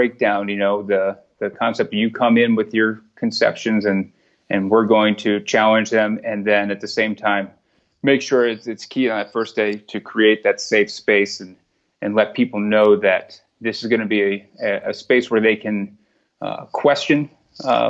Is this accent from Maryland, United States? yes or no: yes; Montgomery County, Maryland, United States; I grew up in Montgomery County.